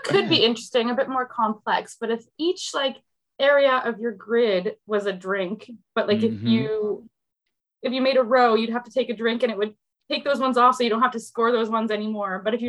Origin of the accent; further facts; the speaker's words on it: Canada; I am Canadian.